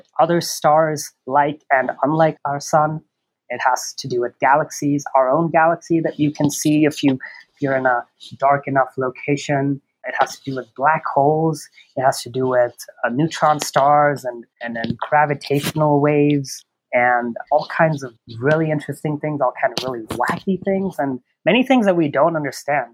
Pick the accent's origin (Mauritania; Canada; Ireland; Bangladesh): Bangladesh; moved away as an adult; also born or lived in Oregon, United States; now in New Mexico, United States; I'm from Bangladesh originally. I've lived there all my life until high school, and then I moved here to the U.S. to do a bachelor's.